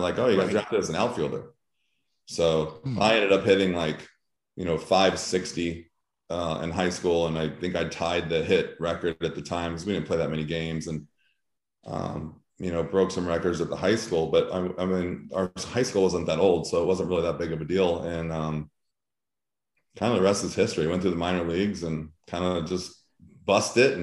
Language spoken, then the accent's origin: English; Diamond Bar, California, United States; now in Missouri, United States; I grew up in a city diamond bar that probably had 10,000 people